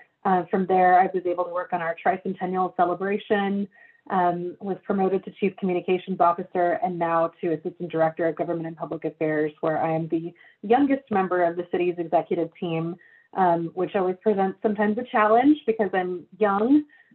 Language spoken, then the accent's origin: English; McAllen, Texas, United States; moved away; I grew up in McAllen.